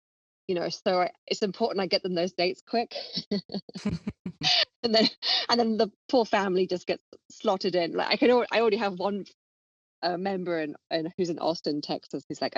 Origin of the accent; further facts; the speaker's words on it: London, United Kingdom; also born or lived in Miami; we started in London, of course, because I'm from London. I was living there at the time.